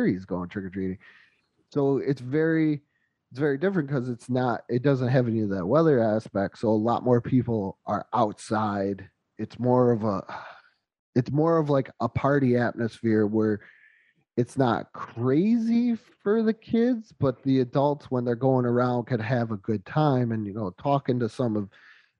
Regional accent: Western New York, United States; moved away; We're both from the north. I'm from Western New York.

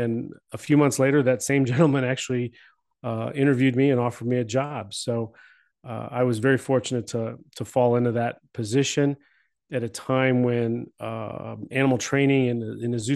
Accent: Cleveland, Ohio, United States; I grew up in Cleveland, in the Cleveland area.

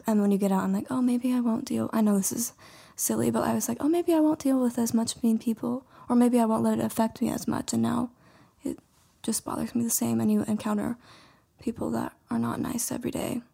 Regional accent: Whitehall, Montana, United States; moved away as an adult; now in Butte, United States; I am from Whitehall, Montana, really small town, and then, so now I currently live in Butte.

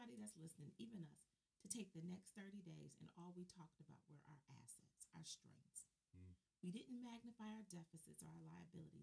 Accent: Detroit, Michigan, United States; growing up in Detroit

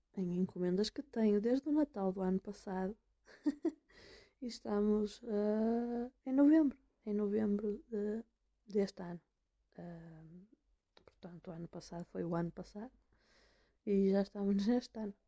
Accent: Braga, Norte, Portugal; moved away; Sou uma pessoa do Norte. Eu vim de Braga.

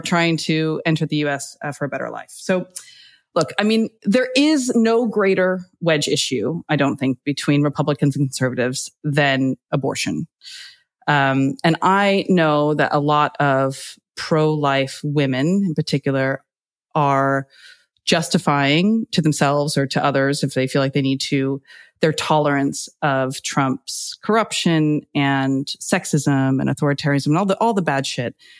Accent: United States; moved away as an adult; now in United Kingdom

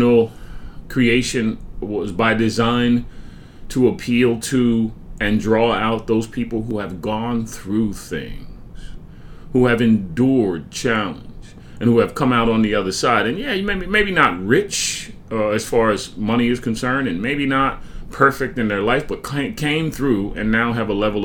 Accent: Franklin Township, New Jersey, United States; I'm from Somerset County, or Franklin Township, as it were. My high school is Franklin High School

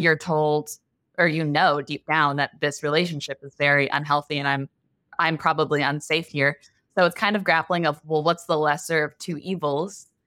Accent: Texas, United States; also born or lived in Los Angeles; I was born and raised in Texas, and a lot of us get married pretty young out here

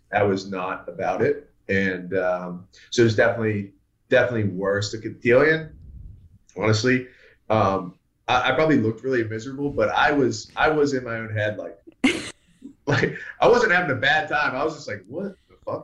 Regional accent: the South, United States; born or raised there; accent: muddled; also born or lived in Pittsburgh, Pennsylvania

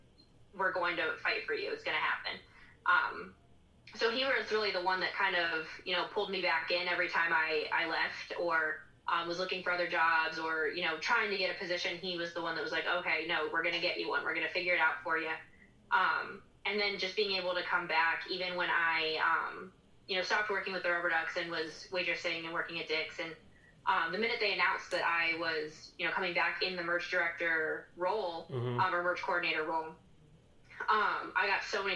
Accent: Akron, Ohio, United States; also born or lived in Kentucky; my hometown.

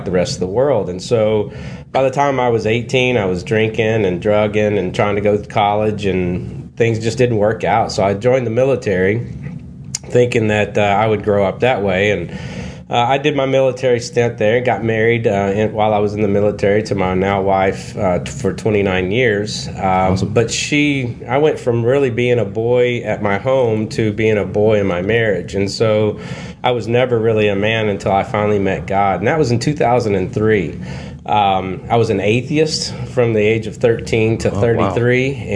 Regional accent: Kentucky, United States; I grew up in Kentucky in the Bible Belt

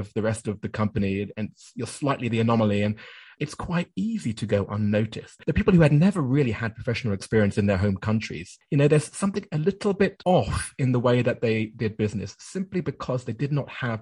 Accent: United Kingdom; moved away as an adult; also born or lived in Japan

